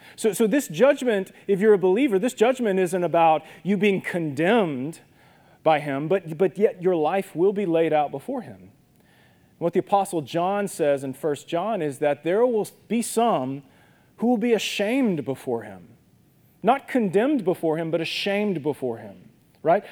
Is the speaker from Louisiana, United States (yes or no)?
yes; Minden, Louisiana, United States; when I was a kid growing up in Minden, my dad worked for UPS.